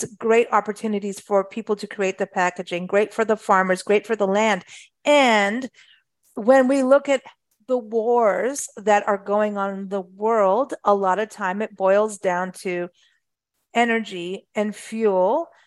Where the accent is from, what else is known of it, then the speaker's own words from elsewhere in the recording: Kenya; also born or lived in South Africa; I, I grew up in Africa, luckily. Thank thanks to my mom, lived in Kenya, South Africa, lived in the bush.